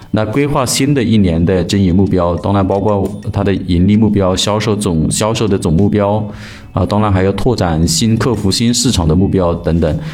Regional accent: China; 我们中国人的传统文化

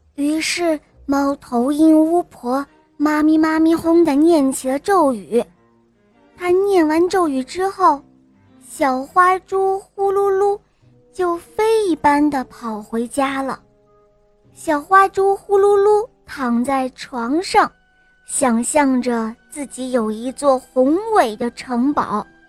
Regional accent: Shandong, China; 我今年四岁了，我来自山东

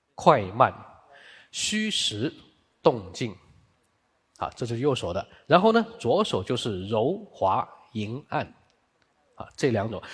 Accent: Guangzhou, Guangdong, China; 那个时候我是住在我们广州的北京路

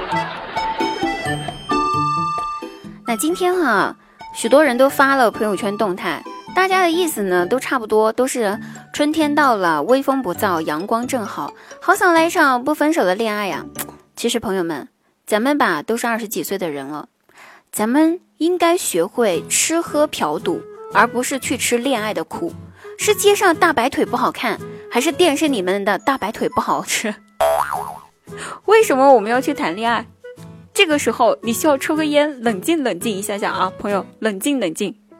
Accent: Sichuan, China; accent: Sichuan accent; 明明知道我的广东话说的是非常的好，怎么一口四川腔啊

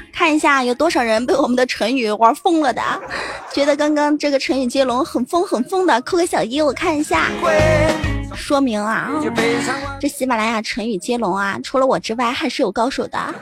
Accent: Fujian, China; 我是福建的，对。啊，嗯，对，对，对，我是福建的。我的，我的闽南语是不是特别，特别地标准？其实有时候我也觉得我的闽南语实在是太标准了

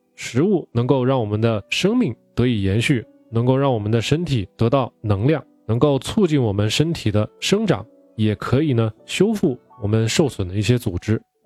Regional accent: China; 我们中国人最喜欢吃的酱油啊、醋啊

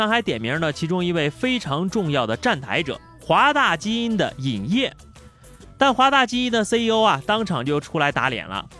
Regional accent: northern China, China; 因为我是北方人，

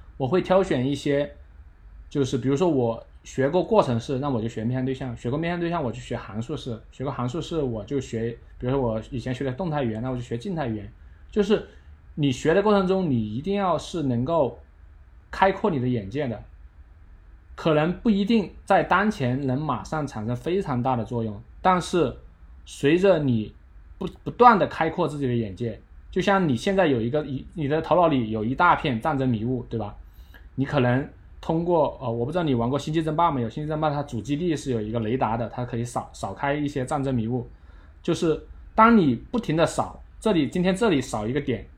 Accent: China; 我们中国人这种惊世勿用的这种，这种理念

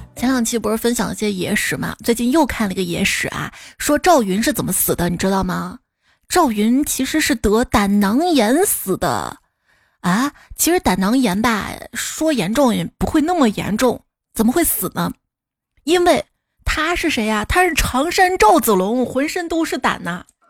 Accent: Xi'an, Shaanxi, China; 以前我们西安最火的是赛格电脑城

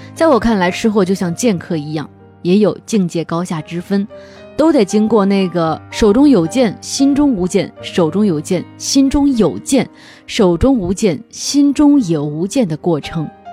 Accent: Henan, China; now in Changsha, China; 每次回河南老家的时候

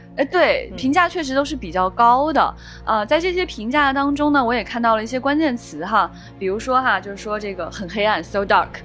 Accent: northern China, China; 我作为一个北方人

